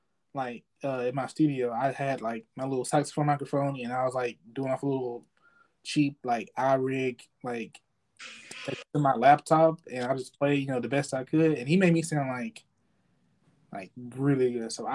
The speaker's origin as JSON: {"language": "English", "town": "Gilmer", "region": "Texas", "country": "United States", "tie": "born or raised there", "said": "come perform in my hometown."}